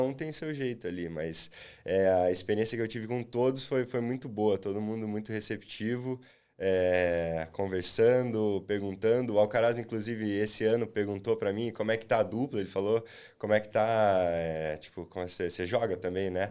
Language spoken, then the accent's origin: Portuguese; Londrina, Paraná, Brazil; eu sou de Londrina